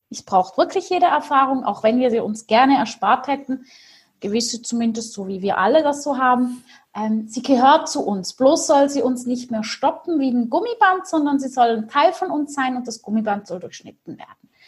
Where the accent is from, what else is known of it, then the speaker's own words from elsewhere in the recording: Switzerland; war so ein bisschen wie Heidi, aufgewachsen in der Schweiz, mit vielen Tieren im Wald, auf dem Feld und so richtig romantisch kitschig.